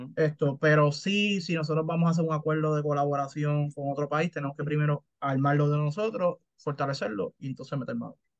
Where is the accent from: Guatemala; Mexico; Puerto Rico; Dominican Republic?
Puerto Rico; soy puertorriqueño